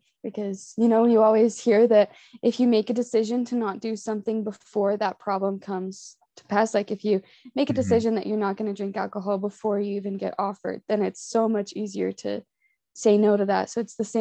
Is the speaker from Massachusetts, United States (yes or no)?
no; North Ogden, Utah, United States; I am from North Ogden, Utah, and I've been called to serve in the Barcelona, Spain mission